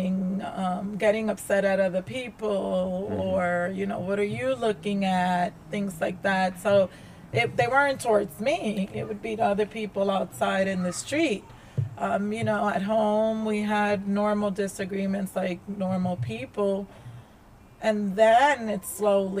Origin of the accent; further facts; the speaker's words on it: New York, United States; also born or lived in Dominican Republic; I grew up in New York.